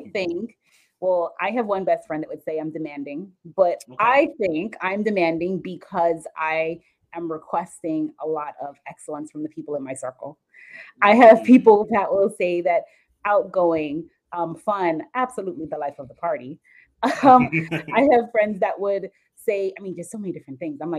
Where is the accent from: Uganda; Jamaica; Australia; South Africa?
Jamaica; also born or lived in South Florida; now in Jacksonville, United States; if we go way back, I'm actually from Jamaica.